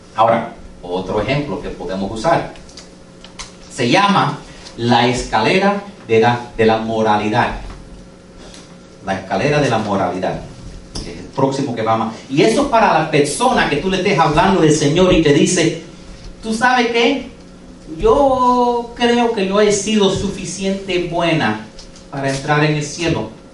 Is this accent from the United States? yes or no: yes; United States; Spanish is a second language; Yo como nací en este país y como tuve que aprender español, porque yo no hablaba español, yo soy second generation americano